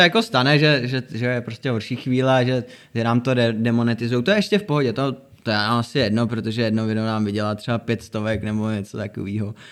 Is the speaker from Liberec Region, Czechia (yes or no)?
yes; Nový Bor, Liberec Region, Czechia; moved away as an adult; now in Prague, Czechia; my jsme měli předtím dvě studia, to bylo u nás v Boru na severu, kde jsme jako náš hud. A tři roky zpátky jsme se přestěhovali do Prahy